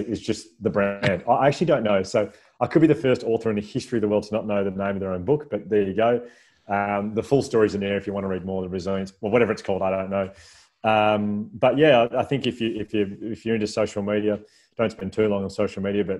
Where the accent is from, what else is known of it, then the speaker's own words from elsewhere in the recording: Melbourne, Victoria, Australia; I'm from Melbourne